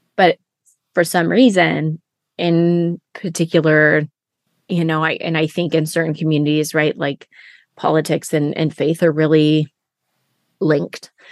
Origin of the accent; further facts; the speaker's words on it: Siskiyou County, California, United States; people cared that I was from Siskiyou County